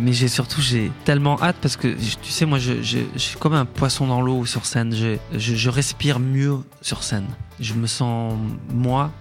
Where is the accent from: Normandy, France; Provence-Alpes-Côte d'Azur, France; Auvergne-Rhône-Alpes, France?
Auvergne-Rhône-Alpes, France; Échirolles; mon enfance à Échirol, c'était assez joyeux